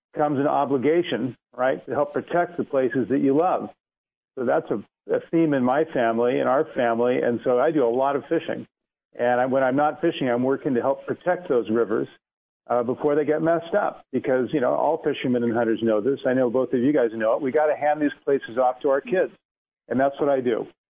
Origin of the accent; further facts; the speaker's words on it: Oregon, United States; I grew up in Oregon, uh, fishing for salmon and steelhead and trout.